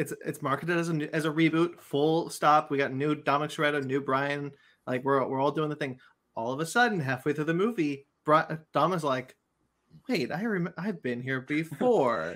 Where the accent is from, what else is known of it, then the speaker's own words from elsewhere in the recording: Monterey, California, United States; moved away; I've been up in, in my hometown, Monterey, where, um, where my, my, my father is